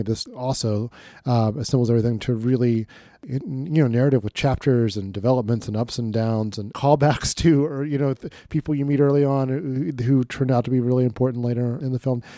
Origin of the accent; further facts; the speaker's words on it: Dayton, Ohio, United States; my hometown